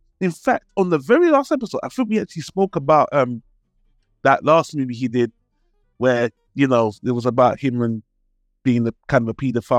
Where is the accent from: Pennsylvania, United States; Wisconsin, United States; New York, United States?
New York, United States; Queens; And as you rightly said, they make being from Queens like some kind of super badge of honor. For better or worse, we're from Queens.